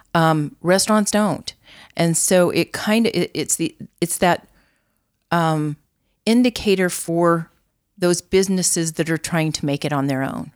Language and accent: English; Albuquerque, New Mexico, United States; also born or lived in Santa Fe, New Mexico / Las Cruces, New Mexico; I was born in Santa Fe, raised in Albuquerque. I am a native.